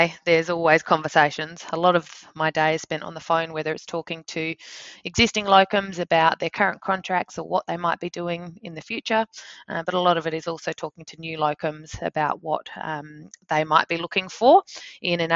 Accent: Victor Harbor, South Australia, Australia; also born or lived in Adelaide / Sydney; growing up in Victor Harbour in South Australia. I then schooled in Adelaide

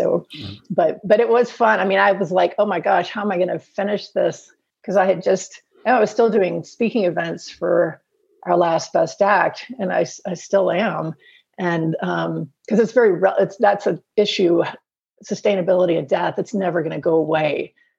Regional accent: Alabama, United States; now in North Carolina, United States; And I grew up in Alabama, on the coast of Alabama, and now live in North Carolina.

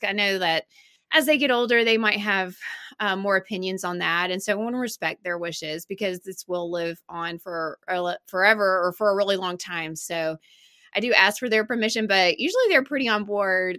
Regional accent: Birmingham, Alabama, United States; I grew up in Birmingham and I went to Alabama

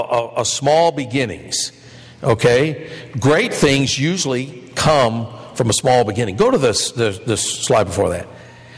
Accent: Michigan, United States; moved away; Kresge store or Kmart or Spartan or the ones I grew up with in Michigan

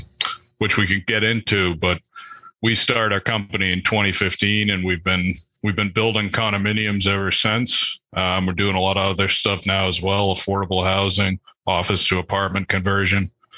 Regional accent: southeast Massachusetts, United States; Grew up in southeast Massachusetts, kind of like a suburban rural area, at least rural for, you know, this part of the country.

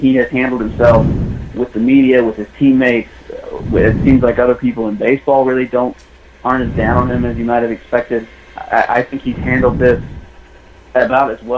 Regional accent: Missouri, United States; moved away; I grew up in Missouri. I think for my friends back home in Missouri

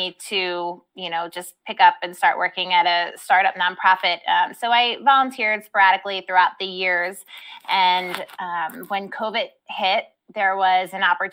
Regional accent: Baltimore, Maryland, United States; I grew up here in Baltimore

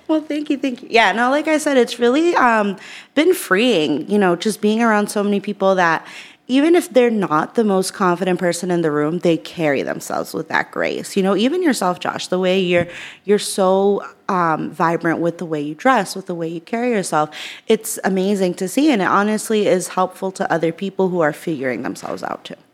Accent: Worcester, Massachusetts, United States; growing up in Worcester, I have a s, I had a single mom.

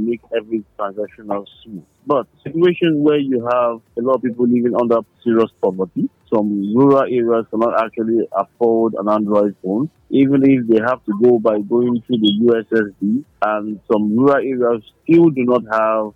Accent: Nigeria; I'm a Nigerian

